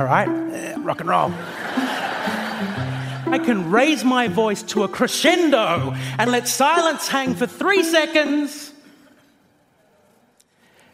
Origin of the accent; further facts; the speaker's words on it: Australia; I am an Australian comedian.